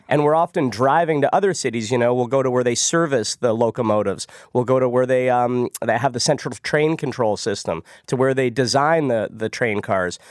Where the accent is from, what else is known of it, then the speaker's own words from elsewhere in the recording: Ottawa, Ontario, Canada; I grew up in Ottawa